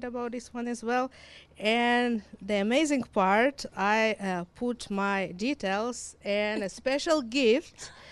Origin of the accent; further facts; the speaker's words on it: Israel; accent: combination of Hebrew, Russian, and Ukrainian; English is a second language; moved away as an adult; also born or lived in Ukraine; now in Winnipeg, Canada; I was born in Ukraine. And in 1991, my parents made a decision to relocate to Israel. So when I was 9, we moved to Israel and I lived there for 26 years